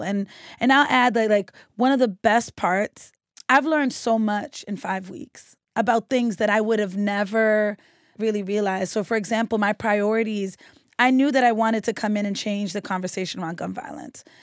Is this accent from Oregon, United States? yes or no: no; Boston, Massachusetts, United States; growing up on Woodward Avenue and a police officer telling me that I lived on the most dangerous street in Roxbury